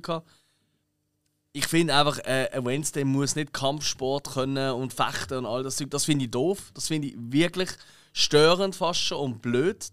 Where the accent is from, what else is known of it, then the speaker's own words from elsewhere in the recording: Switzerland; als Schweizer